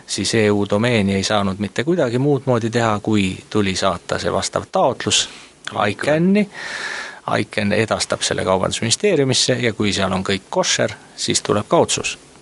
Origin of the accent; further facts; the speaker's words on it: Estonia; ma olen Eestist